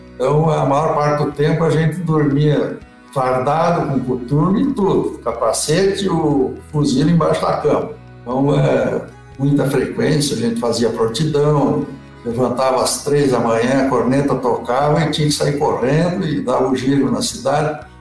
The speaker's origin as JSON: {"language": "Portuguese", "town": "Santa Cruz do Sul", "region": "Rio Grande do Sul", "country": "Brazil", "tie": "born or raised there", "said": "eu sou de origem alemã, tá? nasci em Santa Cruz do Sul"}